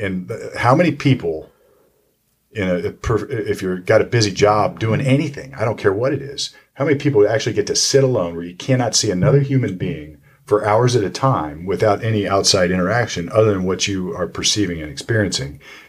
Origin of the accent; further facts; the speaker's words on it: Sunbury, Ohio, United States; I went to Big Walnut High School up in Sunbury, and it was a rural community at the time.